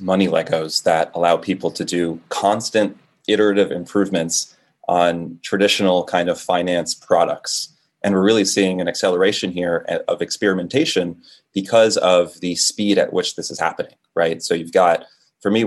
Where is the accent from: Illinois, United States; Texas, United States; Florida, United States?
Florida, United States; also born or lived in Dominican Republic; I was born in the Caribbean, in the Dominican Republic, moved to Florida when I was about 2 years old